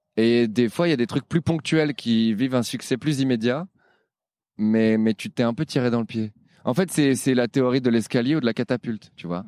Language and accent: French; Paris, Île-de-France, France; je suis parisien